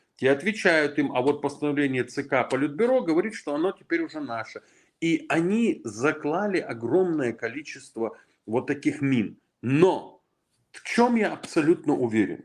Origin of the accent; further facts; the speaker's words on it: Ingushetia, Russia; я ингуш